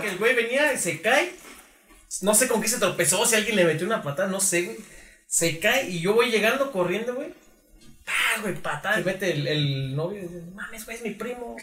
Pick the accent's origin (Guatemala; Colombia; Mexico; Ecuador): Mexico; nos ha pasado como mexicanos